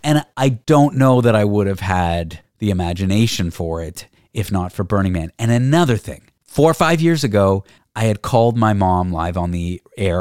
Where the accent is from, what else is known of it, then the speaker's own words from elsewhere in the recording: Canada; I'm Canadian.